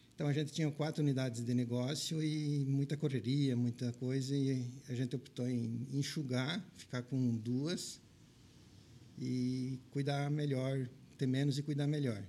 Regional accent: Verê, Paraná, Brazil; accent: Paraná; moved away; also born or lived in Pelotas, Rio Grande do Sul / United States / Grão-Pará, Santa Catarina; Eu e meus irmãos nascemos no Paraná.

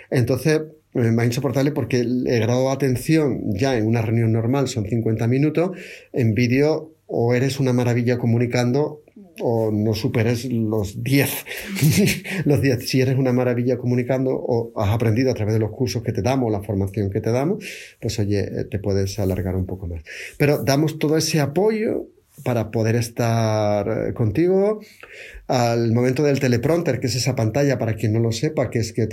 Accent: Seville, Andalusia, Spain; accent: Triana; Mi acento original es de Triana, no es el de ahora.

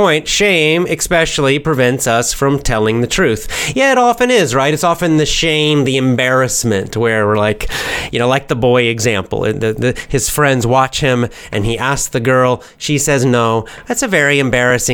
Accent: United States; accent: American; me and other Americans

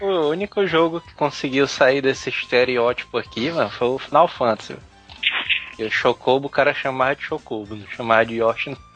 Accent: Ceará, Brazil; é feito totalmente por cearenses

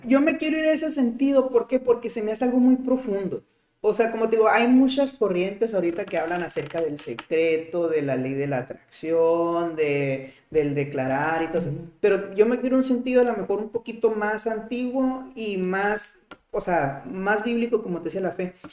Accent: Mexico; como mexicano

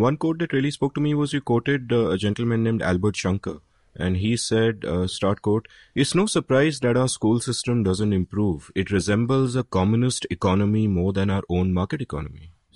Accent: India; back in the nineteen eighties, when I was growing up in India

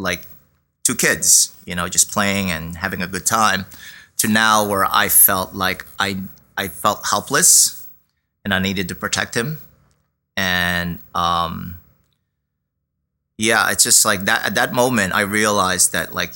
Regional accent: Philippines; now in Brooklyn, New York, United States; in the Philippines, we wore our school uniform, a button down shirt, shorts

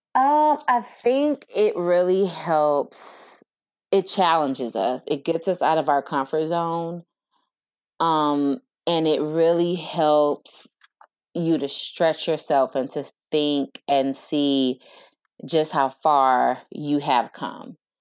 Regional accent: Detroit, Michigan, United States; I am from Detroit, Michigan, born and raised

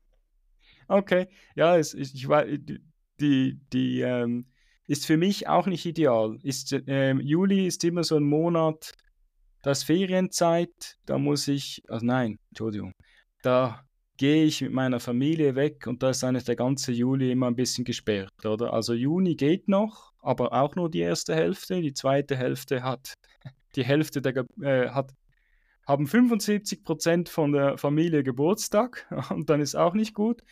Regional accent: Switzerland; ich bin eigentlich aufgewachsen relativ in Flachen in der Schweiz

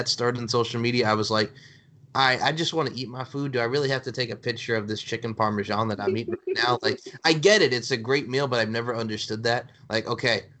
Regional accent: United States; as an American

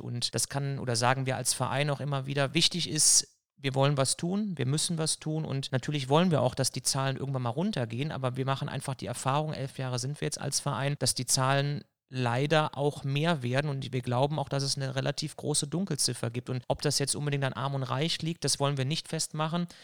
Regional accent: Elsdorf, North Rhine-Westphalia, Germany; also born or lived in Cologne / Düsseldorf / Leverkusen / Erftstadt; ursprünglich komme ich tatsächlich aus Köln, bin in Köln gewohnt, Ich habe es im Pass drinne stehen

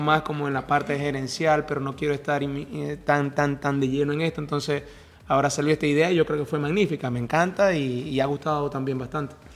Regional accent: Venezuela; moved away; also born or lived in Maracaibo; nosotros en Venezuela el fútbol no es tan, tan fuerte como en Colombia

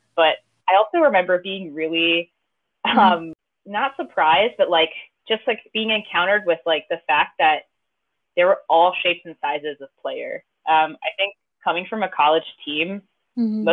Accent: Pennsylvania, United States; moved away as an adult; now in Baltimore, United States; I'm from Pennsylvania, but only about the town I grew up is like half a mile from the Maryland border

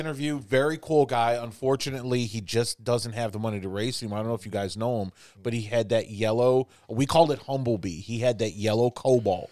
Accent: Chicago, Illinois, United States; also born or lived in New York; now in Indianapolis, United States; I grew up in Chicago

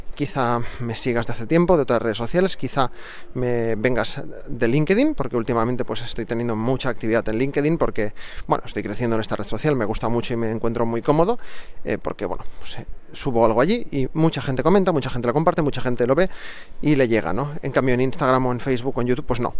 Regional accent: Barcelona, Catalonia, Spain; soy de Barcelona

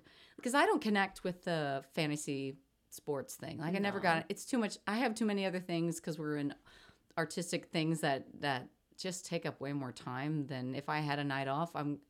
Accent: Kansas City, Missouri, United States; now in Chicago, United States; I grew up in Kansas City.

